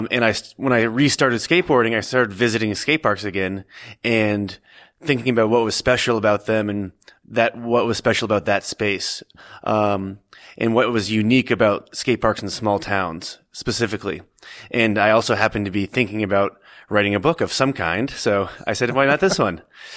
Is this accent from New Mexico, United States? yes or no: no; Stowe, Vermont, United States; I grew up skateboarding in Stowe, Vermont.